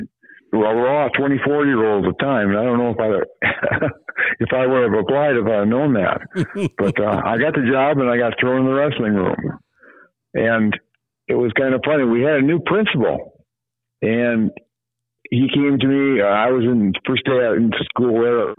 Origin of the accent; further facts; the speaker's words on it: Hudson, South Dakota, United States; also born or lived in Parkston, South Dakota; I was from Hudson.